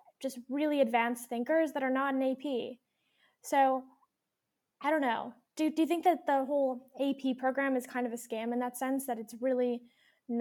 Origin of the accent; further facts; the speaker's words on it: Alberta, Canada; we're from Alberta. We follow Alberta's curriculum